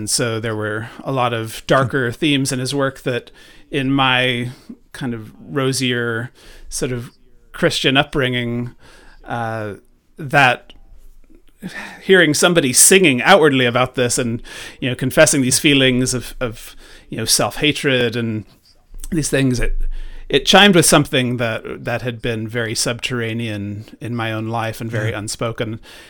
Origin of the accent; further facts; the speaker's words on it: Ireland; born there; I was born in Ireland, and when they were, you know, here, spreading sort of evangelicalism to, you know, Catholics here in Ireland